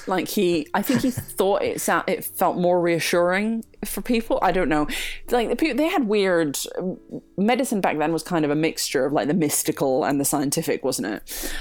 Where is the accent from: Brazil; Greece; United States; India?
Greece; moved away; I was from Greece